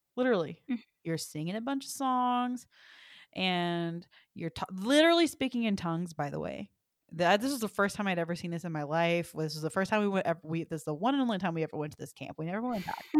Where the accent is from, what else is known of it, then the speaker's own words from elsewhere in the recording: the South, United States; moved away; I'm from the South